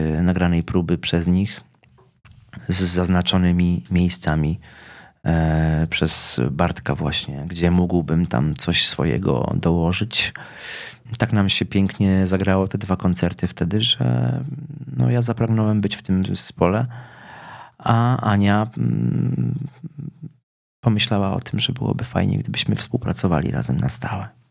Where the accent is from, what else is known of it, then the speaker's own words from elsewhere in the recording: Lubin, Lower Silesian Voivodeship, Poland; urodziłem się w Lubinie, czyli w miejscowości górniczej